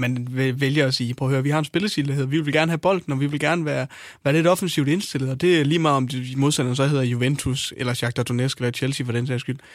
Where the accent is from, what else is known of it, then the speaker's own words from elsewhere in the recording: Hjørring, North Denmark Region, Denmark; i min hjemby, Vendsyssel